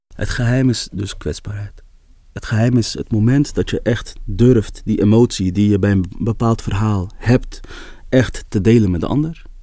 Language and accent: Dutch; Amsterdam, North Holland, Netherlands; ik ben opgegroeid in de Kolenkitbuurt, in Amsterdam-West